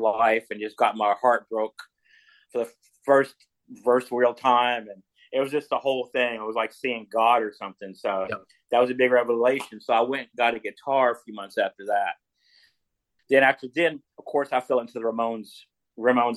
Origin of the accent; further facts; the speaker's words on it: Owensboro, Kentucky, United States; I was from Owensboro, Kentucky